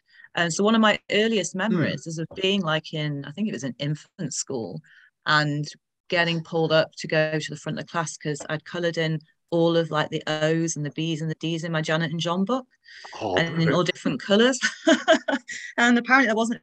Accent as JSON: {"language": "English", "town": "Manchester", "region": "North West England", "country": "United Kingdom", "tie": "born or raised there", "said": "Born and bred in Manchester"}